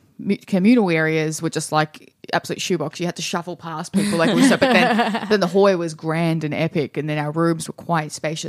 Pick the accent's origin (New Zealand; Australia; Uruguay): Australia; Traralgon, Victoria; now in Melbourne, Australia; we are sisters, so... We're both from Teagues, Cheryl Teagues, as we call it.